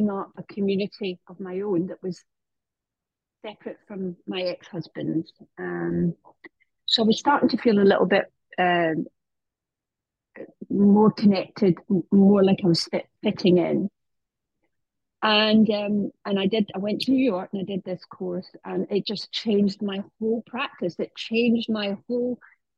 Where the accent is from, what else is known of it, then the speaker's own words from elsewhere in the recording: United Kingdom; now in Marbella, Spain; I'm British